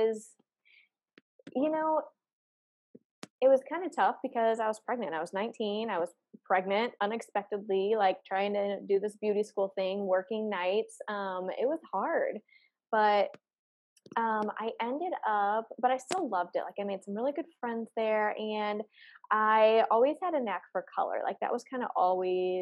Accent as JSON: {"language": "English", "town": "St. Louis", "region": "Missouri", "country": "United States", "said": "I'm from St. Louis, Missouri"}